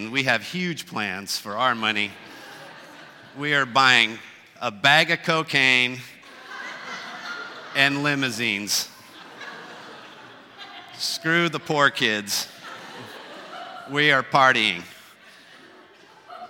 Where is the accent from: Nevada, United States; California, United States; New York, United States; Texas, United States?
California, United States; Southern; I'm from Southern California. I grew up on the beach